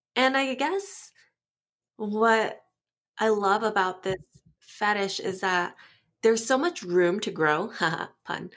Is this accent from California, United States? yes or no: yes; Southern California, United States; moved away as an adult; now in Las Vegas, United States; I am a California girl, SoCal